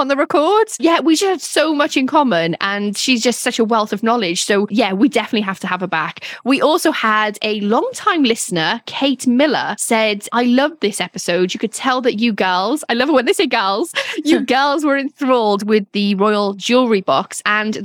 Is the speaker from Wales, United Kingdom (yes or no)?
yes; Wales, United Kingdom; moved away; I'm Welsh